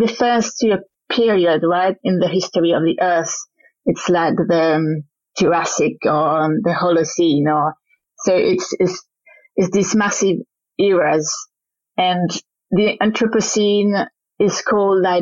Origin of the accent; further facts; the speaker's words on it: French-speaking Switzerland, Romandy, Switzerland; accent: Frenchy; moved away; I'm from the French side of Switzerland, so it's got a Frenchy accent